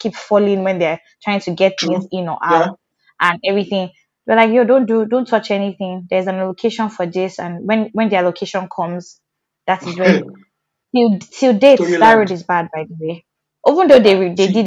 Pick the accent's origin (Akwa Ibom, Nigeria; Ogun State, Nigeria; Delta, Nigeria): Ogun State, Nigeria; Agbara; I grew up in Agbara